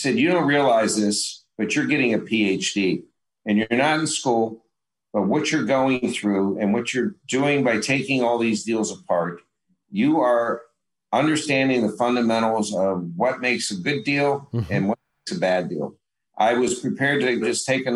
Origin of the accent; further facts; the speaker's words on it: Pittsburgh, Pennsylvania, United States; I grew up in Pittsburgh